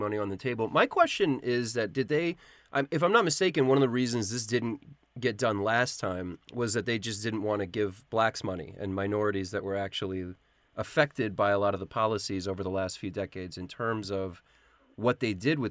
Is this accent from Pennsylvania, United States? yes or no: no; New York, United States; as a New Yorker